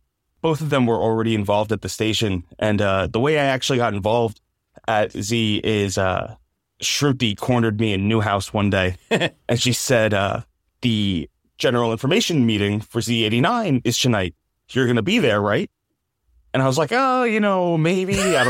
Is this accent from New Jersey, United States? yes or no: yes; New Jersey, United States; moved away as an adult; So I'm originally from Jersey.